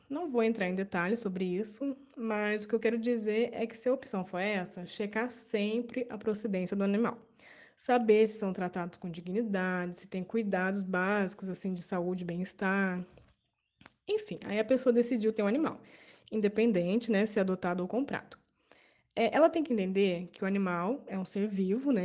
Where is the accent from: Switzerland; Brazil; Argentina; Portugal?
Brazil; São José dos Campos, São Paulo; moved away as an adult; now in Campos dos Goytacazes, Brazil; sou de São José dos Campos, mas moro em Campos dos Goitacazes, no Rio.